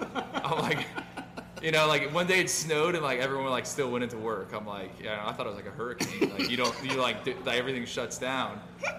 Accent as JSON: {"language": "English", "town": "Orlando", "region": "Florida", "country": "United States", "also_born_or_lived": "North Carolina / Indiana", "moved": "as an adult", "said": "I'm originally from Orlando. Went to FAU. So that's when I first was in South Florida for a little bit."}